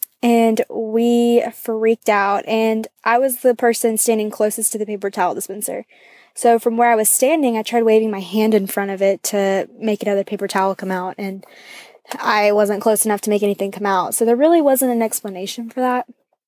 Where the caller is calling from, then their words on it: Athens, Georgia, United States; I'm calling from Athens, Georgia.